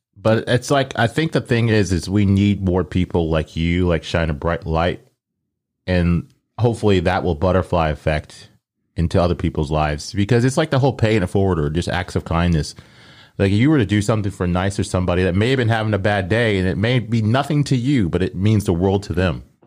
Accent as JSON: {"language": "English", "town": "Omaha", "region": "Nebraska", "country": "United States", "tie": "born or raised there", "said": "growing up, I always said pop 'cause I grew up in Omaha."}